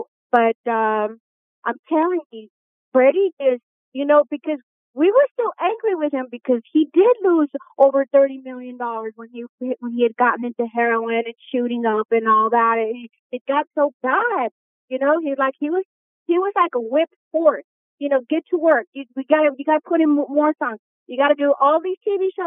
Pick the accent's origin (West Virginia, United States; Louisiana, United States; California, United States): Louisiana, United States; New Orleans; that's how I was raised in New Orleans